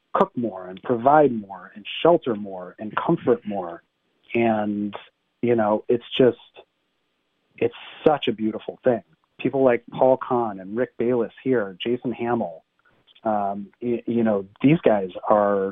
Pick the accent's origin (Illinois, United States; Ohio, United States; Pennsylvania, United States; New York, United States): Ohio, United States; University Heights; when I was growing up in University Heights, Ohio